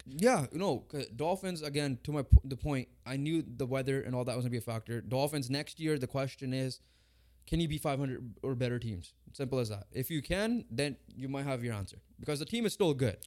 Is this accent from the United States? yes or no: no; Canada; we're Canadian